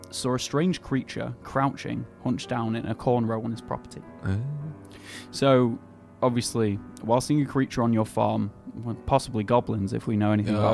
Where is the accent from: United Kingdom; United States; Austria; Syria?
United Kingdom; England; I'm an Englishman.